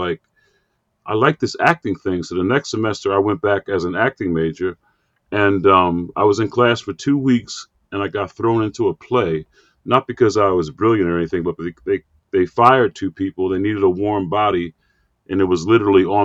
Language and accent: English; Philadelphia, Pennsylvania, United States; moved away as an adult; now in Cherry Hill, New Jersey, United States; born and raised in Philly